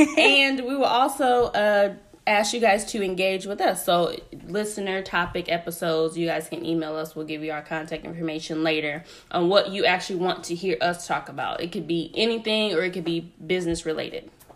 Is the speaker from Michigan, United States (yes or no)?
yes; Grand Rapids, Michigan, United States; moved away; I am originally from Grand Rapids, Michigan